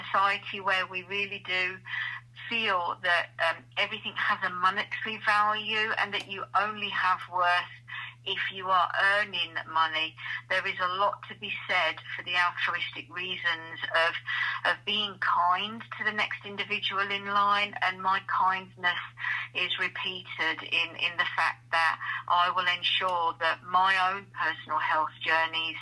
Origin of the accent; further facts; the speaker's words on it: Kent, South East England, United Kingdom; moved away as an adult; also born or lived in Barnsley, South Yorkshire; now in the Midlands, United Kingdom; I was born and bred in Barnsley, South Yorkshire, and when the pits closed, my parents moved down to Kent, and my dad became a postman down there. So absolutely lived my life down there from the age of 7